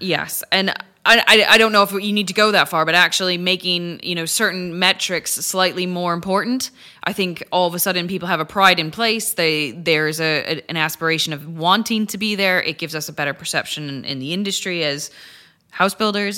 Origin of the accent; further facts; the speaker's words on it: Chicago, Illinois, United States; moved away as an adult; now in United Kingdom; I'm originally from Chicago